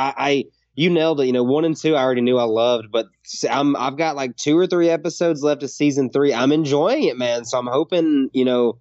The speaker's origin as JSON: {"language": "English", "region": "Tennessee", "country": "United States", "tie": "born or raised there", "said": "growing up in Tennessee"}